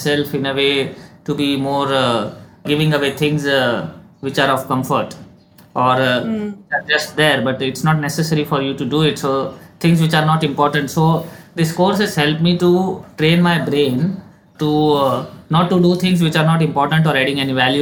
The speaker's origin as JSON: {"language": "English", "country": "India", "also_born_or_lived": "Dubai", "said": "being an Indian and living in a joint family"}